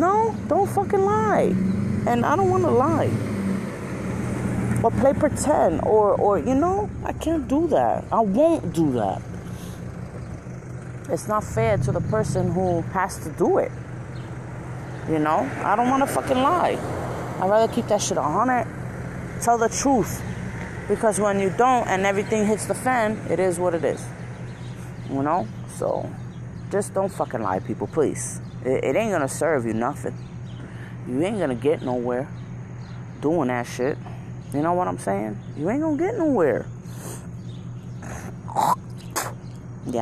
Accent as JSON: {"language": "English", "region": "New York", "country": "United States", "moved": "yes", "lives_now": "Connecticut, United States", "said": "I'm from New York"}